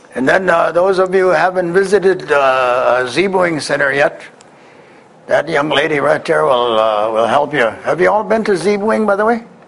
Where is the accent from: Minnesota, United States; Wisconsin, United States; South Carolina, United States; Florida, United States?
Wisconsin, United States; I come from Wisconsin.